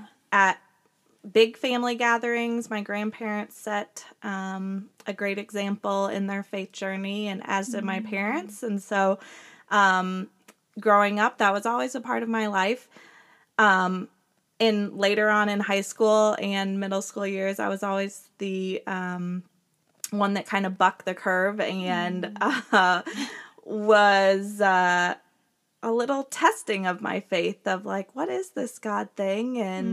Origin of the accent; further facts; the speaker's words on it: Urbana, Illinois, United States; now in Villa Grove, United States; I live in Villa Grove. We farm, and I'm originally from Urbana.